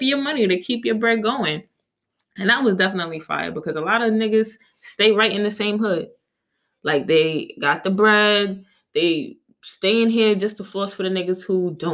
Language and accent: English; Jamaica; I'm Jamaican.